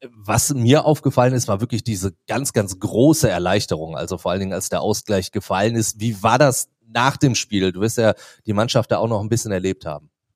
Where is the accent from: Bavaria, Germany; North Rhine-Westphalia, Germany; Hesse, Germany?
North Rhine-Westphalia, Germany; Duisburg; born or raised there